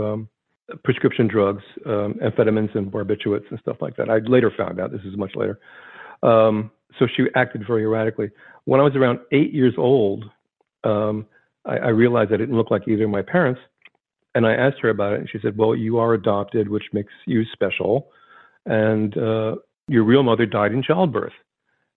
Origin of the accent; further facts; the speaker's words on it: Vineland, New Jersey, United States; I was from South Jersey. If you drew a line between Philadelphia, Atlantic City, my hometown, Vineland, was right in the middle of that line